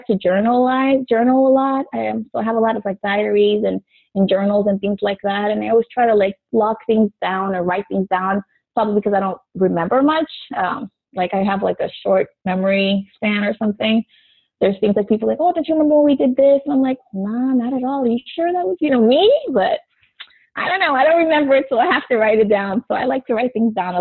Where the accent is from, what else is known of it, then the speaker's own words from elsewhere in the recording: South Florida, United States; I grew up in South Florida, which is still where I live